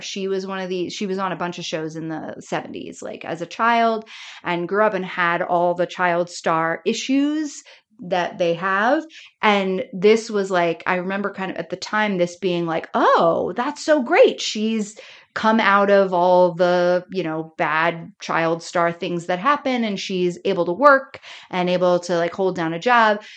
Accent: Florida, United States; I grew up in Florida

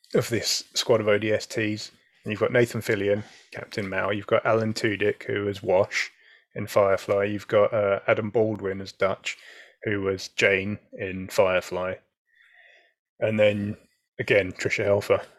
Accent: United Kingdom; as a Brit

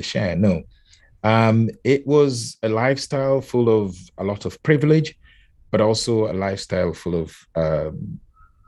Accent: Nairobi, Kenya; I was born and raised in Kenya. So, and as a child, I was born in Nairobi

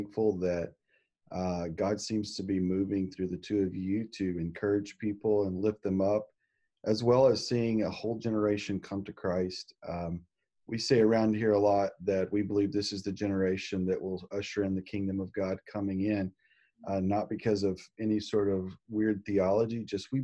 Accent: Arkansas, United States; I'm from Arkansas

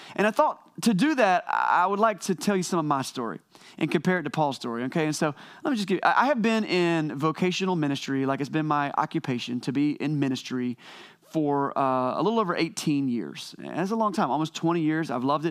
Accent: Wilson, North Carolina, United States; I left my hometown of Wilson, North Carolina

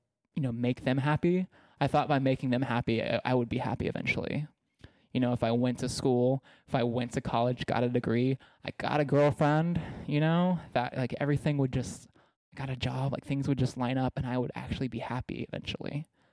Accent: Texas, United States; I was ashamed of it based on growing up in East Texas.

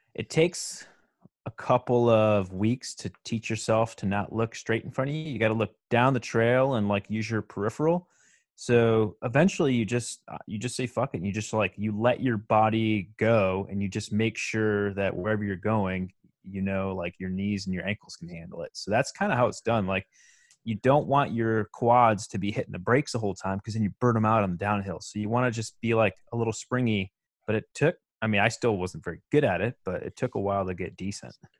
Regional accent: Michigan, United States; that's where my home state is

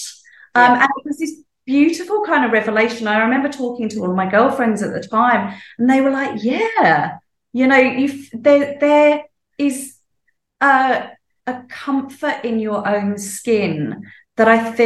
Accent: United Kingdom; moved away as an adult; now in Sydney, Australia; I grew up in the UK, in case people can't tell from my accent.

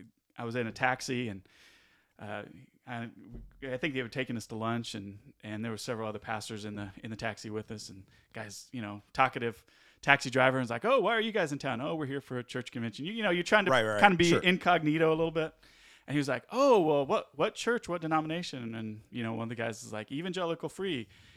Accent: California, United States; moved away as an adult; also born or lived in Midwest; now in Alabama, United States; coming from the Midwest and then really growing up in California.

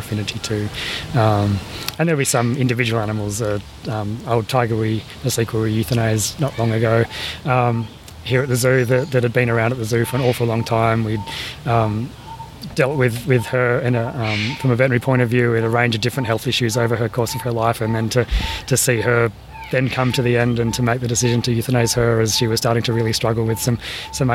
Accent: Australia; also born or lived in Toronto, Canada; those of us growing up in Australia

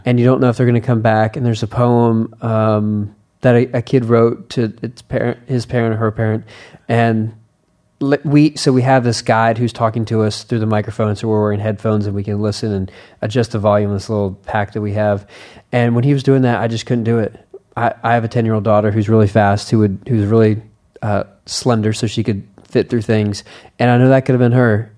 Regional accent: United States; I'm an American

